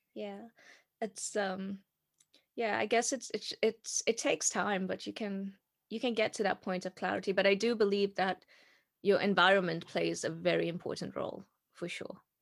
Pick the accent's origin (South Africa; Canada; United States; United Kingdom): South Africa; moved away as an adult; I'm from South Africa and I grew up in South Africa.